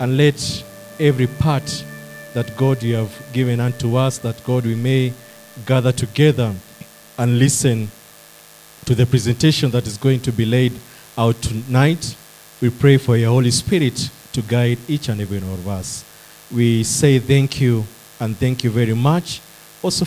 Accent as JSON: {"language": "English", "region": "Nyandarua County", "country": "Kenya", "said": "I come from Nyandarua County. That's where I do my service"}